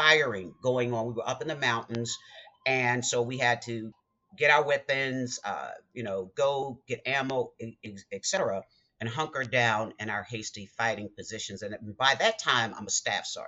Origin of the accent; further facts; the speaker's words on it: Baltimore, Maryland, United States; I'm from Baltimore